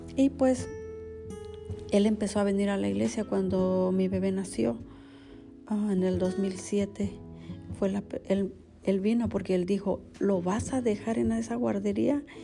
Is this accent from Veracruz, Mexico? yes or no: yes; Veracruz, Mexico; now in United States; yo fui, yo soy de Veracruz